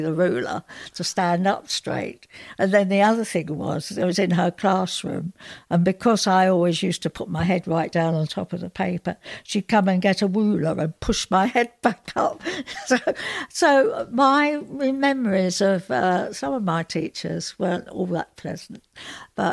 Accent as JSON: {"language": "English", "region": "London", "country": "United Kingdom", "tie": "born or raised there", "moved": "yes", "lives_now": "Yorkshire, United Kingdom", "said": "I'm from South London originally. I moved up to Yorkshire"}